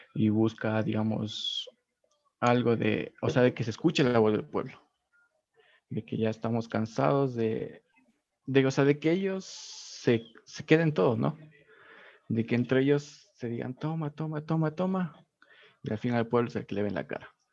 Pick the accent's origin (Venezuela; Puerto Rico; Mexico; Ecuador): Ecuador; como ciudadano ecuatoriano, como persona eh, trabajador ¿no? de este país